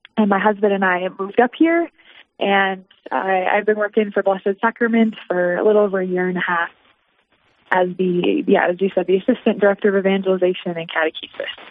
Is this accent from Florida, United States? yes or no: no; Dickinson, North Dakota, United States; now in Rapid City, United States; I grew up in Dickinson, North Dakota